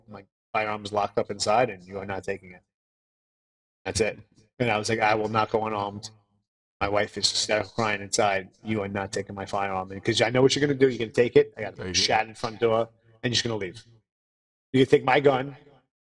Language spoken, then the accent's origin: English; New York City, New York, United States; now in Los Angeles, United States; I grew up in the Bronx, New York, where cops were cops